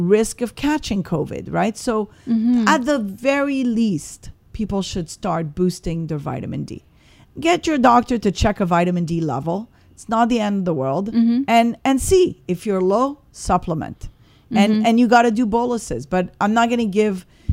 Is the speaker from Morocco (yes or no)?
yes; Morocco; moved away; I was born in Morocco. Mm-hmm. So I'm North African.